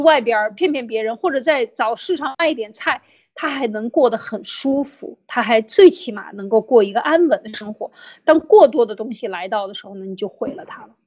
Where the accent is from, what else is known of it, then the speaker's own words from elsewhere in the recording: China; 我们在中共国